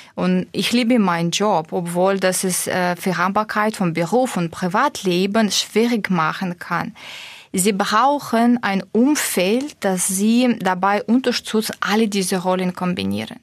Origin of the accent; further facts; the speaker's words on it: Russia; German is a second language; moved away as an adult; now in Stuttgart, Germany; ich komme ursprünglich aus Russland mit usbekischen Wurzeln